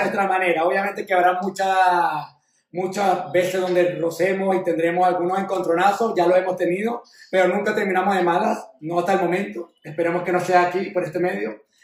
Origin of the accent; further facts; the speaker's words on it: Venezuela; mis raíces están, somos venezolanos